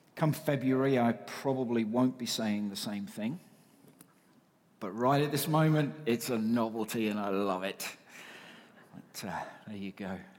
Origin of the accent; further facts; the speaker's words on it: United Kingdom; now in Canada; I am British